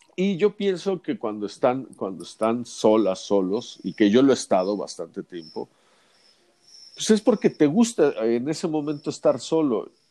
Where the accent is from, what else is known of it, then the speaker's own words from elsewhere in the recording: Mexico; somos los mexicanos